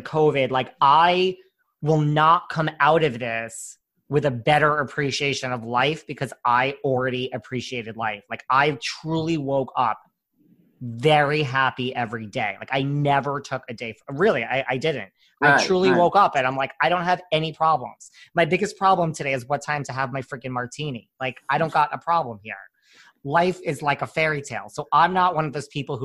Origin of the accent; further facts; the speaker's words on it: New York, United States; I'm such a New Yorker